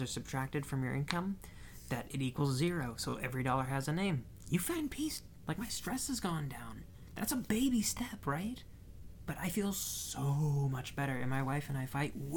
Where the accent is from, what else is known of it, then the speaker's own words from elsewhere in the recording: Midwest, United States; we're from the Midwest